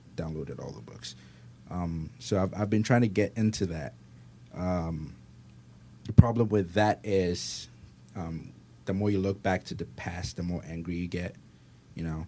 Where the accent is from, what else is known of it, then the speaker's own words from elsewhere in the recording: Ghana; now in United States; I'm from Ghana